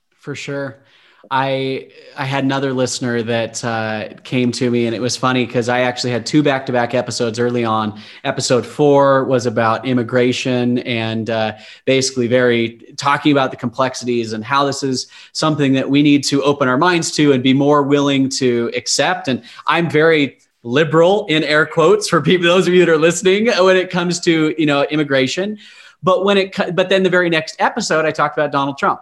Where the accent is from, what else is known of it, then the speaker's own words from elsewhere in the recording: Utah, United States; I grew up in Utah